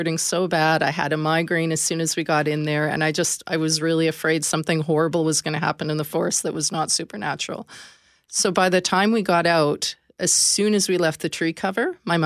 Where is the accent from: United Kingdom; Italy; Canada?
Canada; being Canadian